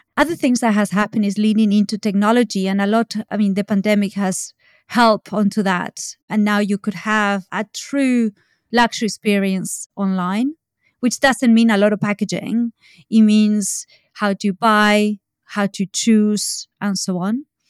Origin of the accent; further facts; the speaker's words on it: Argentina; now in United Kingdom; I'm from Argentina